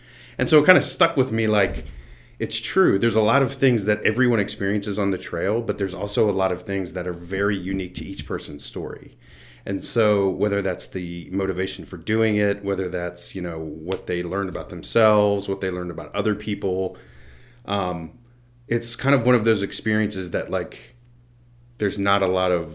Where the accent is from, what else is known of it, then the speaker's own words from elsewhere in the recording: Front Royal, Virginia, United States; I'm originally from Front Royal, Virginia